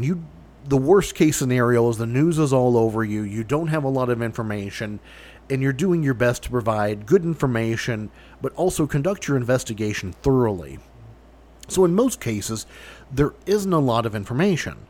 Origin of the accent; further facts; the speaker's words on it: Kentucky, United States; my home state of Kentucky